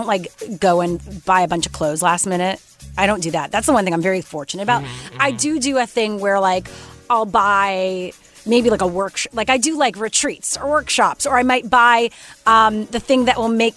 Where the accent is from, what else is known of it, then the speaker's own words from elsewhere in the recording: Canada; I'm Canadian